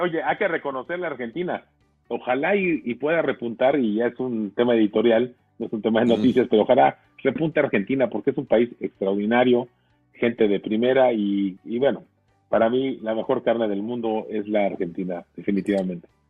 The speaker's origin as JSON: {"language": "Spanish", "country": "Mexico", "said": "tenemos que sentirnos muy orgullosos todos los mexicanos"}